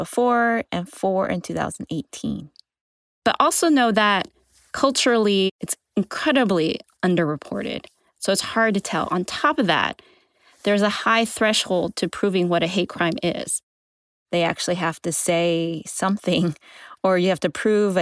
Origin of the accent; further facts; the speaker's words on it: California, United States; coming from California and growing up in the communities where a lot of the attacks happened